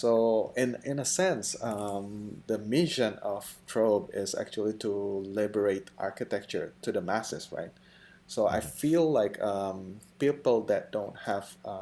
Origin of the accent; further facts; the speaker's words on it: Indonesia; moved away; I'm from Indonesia